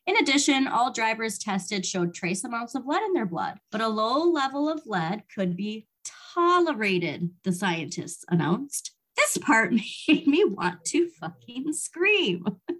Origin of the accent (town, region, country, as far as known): United States